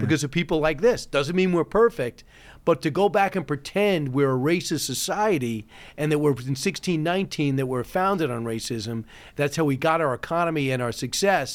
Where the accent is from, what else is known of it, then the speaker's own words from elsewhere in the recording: Manhasset, New York, United States; also born or lived in California; My dad owned a bar in Manhasset